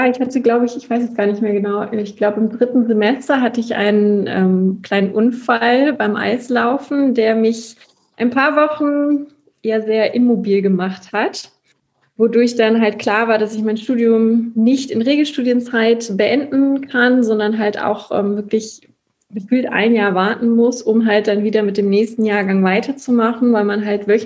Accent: Aachen, North Rhine-Westphalia, Germany; Ich komme ja aus Aachen

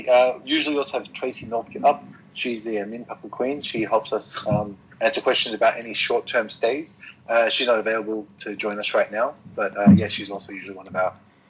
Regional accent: Australia; now in Japan; So I'm from Australia

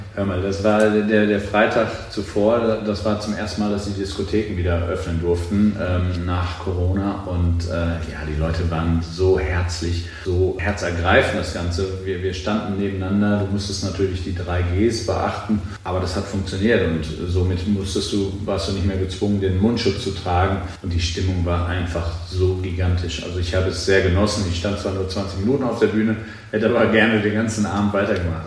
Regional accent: Cologne, North Rhine-Westphalia, Germany; ich komme aus Köln

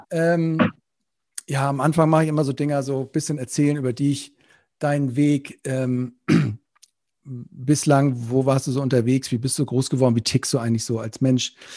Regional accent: Northern Germany, Germany; now in Rhineland, Germany; ich bin ja Norddeutscher im Rheinland hier

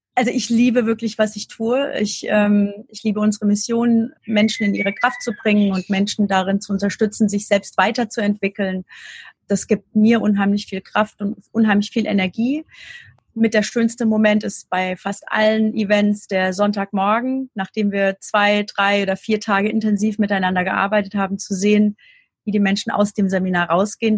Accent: near Darmstadt, near Frankfurt, Hesse, Germany; ich habe immer hier gelebt in der Nähe von Darmstadt, also bei Frankfurt

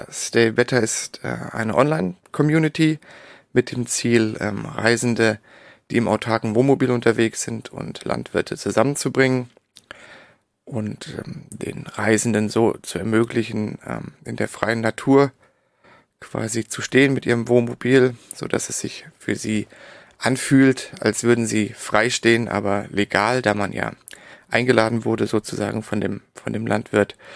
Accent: Darmstadt, Hesse, Germany; also born or lived in Berlin; also ich bin geboren, bin ich in Berlin und aufgewachsen im Darmstadt in der Nähe von Frankfurt.

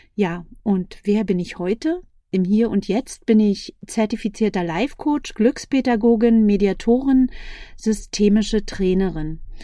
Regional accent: Berlin, Germany; Ich komme aus Berlin, bin 47 Jahre jung

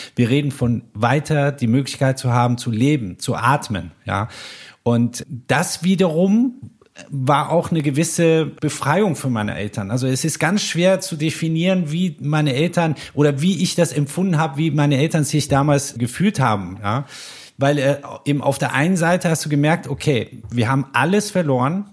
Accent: Germany; first language German; also born or lived in Iran / Paris; ich hatte eben halt auch die meiste Zeit meines Lebens bereits zu dem Zeitpunkt äh, in Deutschland verbracht. Ich ich sprach die deutsche Sprache als meine Muttersprache

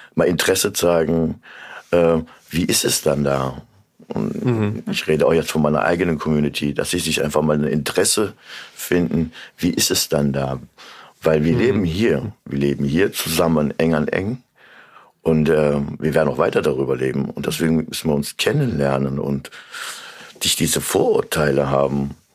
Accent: Korbach, Hesse, Germany; now in Kassel, Germany; komme eigentlich ursprünglich aus Korbach. Es ist mhm. meine Heimat

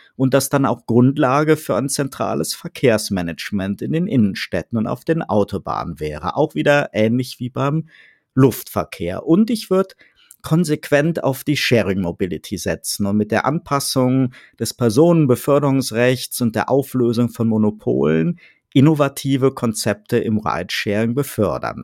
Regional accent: Rhineland, Germany; now in Baden-Württemberg, Germany; als Rheinländer

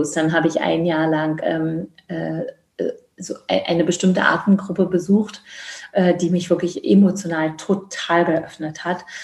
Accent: East Germany, Germany; Ich komme ja aus dem Osten, äh, was ich auch wirklich, also ich kann auch nur sagen, wirklich sehr liebe, dass ich den Teil, also dass ich den Teil, bis ich 22 oder 21

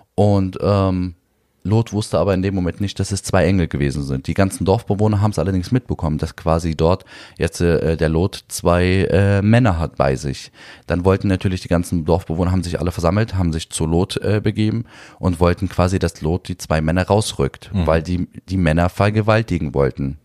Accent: Berlin, Germany; Neukölln, wo ich aufgewachsen bin

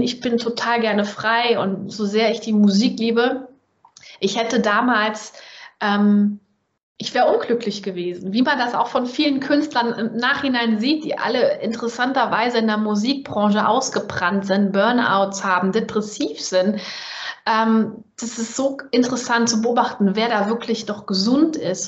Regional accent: Germany; accent: German; ich als Deutsche mit deutschem Akzent

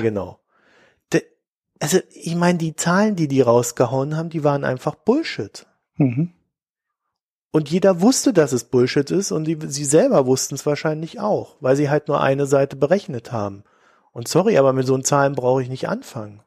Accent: Germany; als äh, Deutsche oder als, als Staatsbürger

